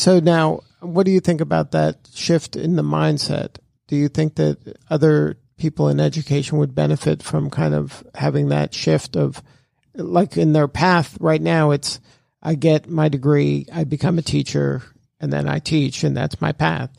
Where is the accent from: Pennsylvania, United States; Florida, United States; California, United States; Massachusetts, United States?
Florida, United States; Miami; I'm from Miami